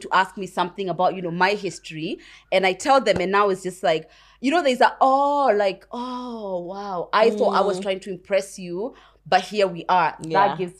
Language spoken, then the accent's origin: English; United Kingdom; accent: British; when I first got here, even now, my British accent is not so conk, so you can't always know that I was raised there, right?